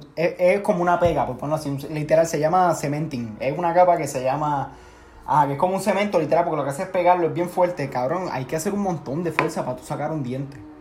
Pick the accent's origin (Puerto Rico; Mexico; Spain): Puerto Rico; moved away; Somos como siete boricuas.